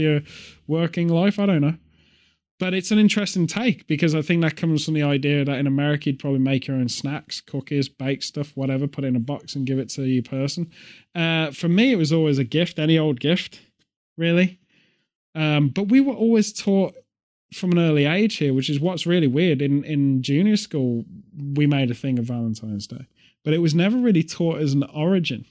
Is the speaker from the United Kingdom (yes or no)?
yes; United Kingdom; a British person